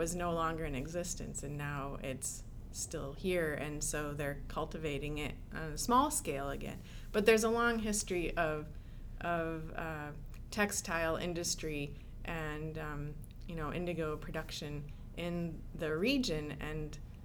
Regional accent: Michigan, United States; moved away; also born or lived in Tennessee; I grew up mostly in Michigan.

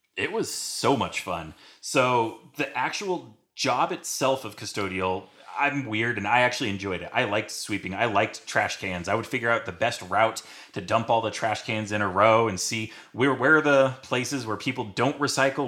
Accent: San Diego, California, United States; moved away; I grew up in San Diego, California

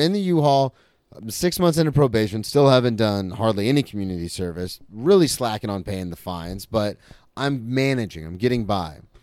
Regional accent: Florida, United States; I was a comic from Florida

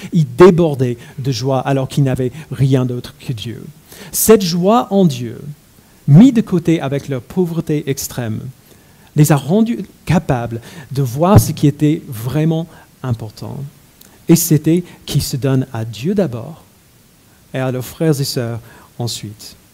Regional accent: United States; mon enfance aux États-Unis

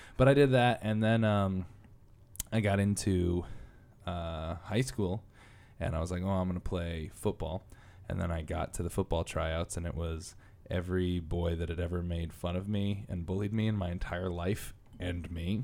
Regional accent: Connecticut, United States; I'm from Connecticut

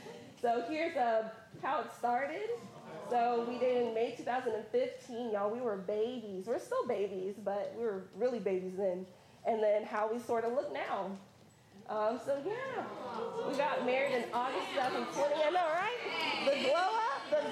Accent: Columbus, Georgia, United States; I'm from Columbus, Georgia.

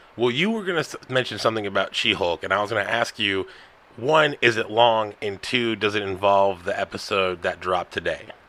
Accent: United States; I'm American.

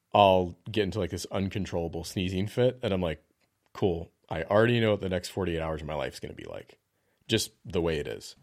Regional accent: the South, United States; I grew up in the South

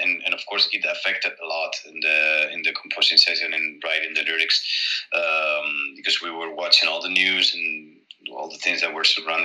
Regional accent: Spain; born or raised there

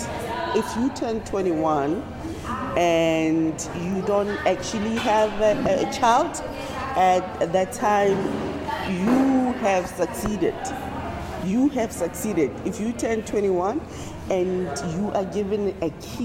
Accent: South Africa; moved away; I'm from South Africa

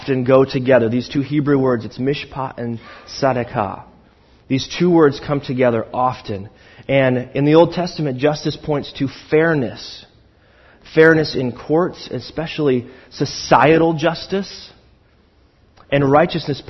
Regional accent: Pacific Northwest, United States; I'm from the Pacific Northwest

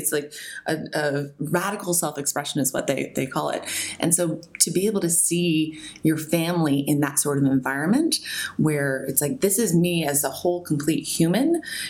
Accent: Albany, Oregon, United States; So I was born in Albany, Oregon. It's a small town in the middle of the Willamette Valley in America.

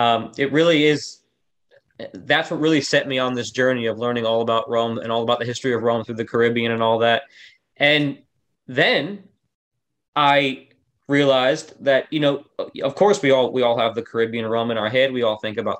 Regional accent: Florida, United States; now in Nashville, United States; growing up in Florida

